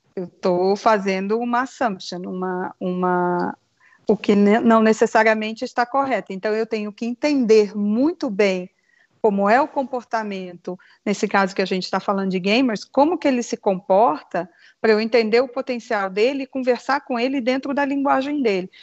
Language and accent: Portuguese; Rio de Janeiro, Brazil; moved away; Eu sou carioca, exilada pelo mundo já